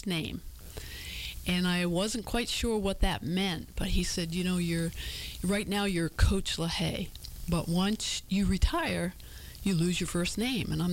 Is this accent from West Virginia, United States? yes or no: no; Warren, Maine, United States; moved away as an adult; also born or lived in Bar Harbor, Maine / Southwest Harbor, Maine; now in Virginia, United States; I grew up in Midcoast, Maine, Warren